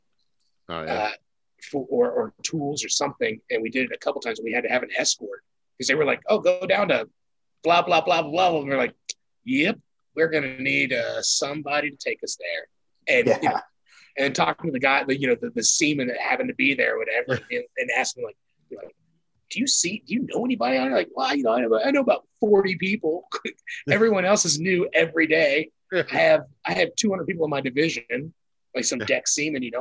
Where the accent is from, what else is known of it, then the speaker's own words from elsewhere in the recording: Kansas, United States; I'm from Kansas